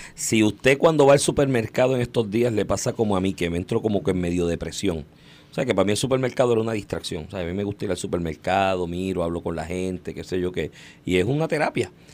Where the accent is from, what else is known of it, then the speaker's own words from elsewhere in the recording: Puerto Rico; todos nosotros como puertorriqueños